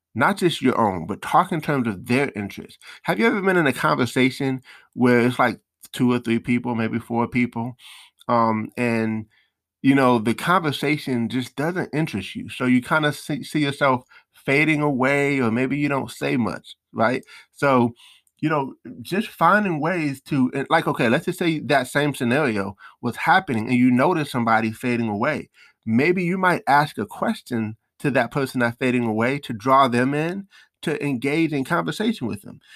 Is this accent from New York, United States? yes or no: yes; New York, United States; I'm from New York